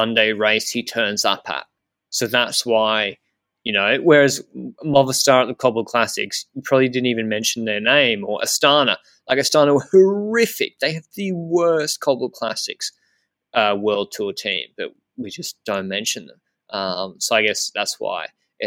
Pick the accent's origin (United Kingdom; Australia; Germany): Australia; being Australian